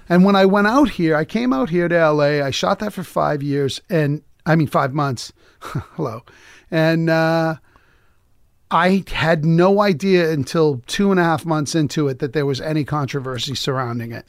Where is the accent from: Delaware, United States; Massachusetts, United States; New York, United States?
Massachusetts, United States; Lowell; I grew up in, well, I was born in, we were like the white version of the Jeffersons. We moved on up, you know, we were in, I, I was in Lowell